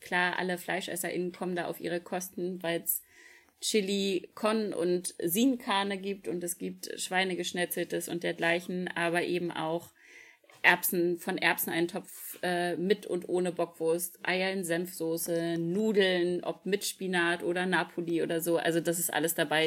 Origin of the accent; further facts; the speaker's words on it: Germany; ich als Berliner, also als aus Berlin-Brandenburg kommt